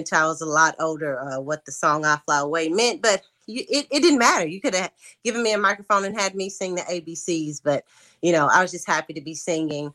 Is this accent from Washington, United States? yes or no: no; Lexington, Tennessee, United States; moved away as an adult; now in Memphis, United States; I am from Lexington, Tennessee, small town country girl. I currently live in Memphis, Tennessee